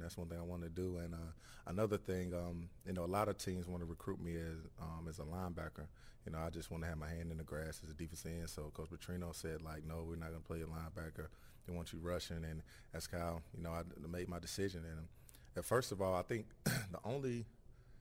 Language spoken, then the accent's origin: English; Salisbury, North Carolina, United States; Name of my hometown is Salisbury, North Carolina.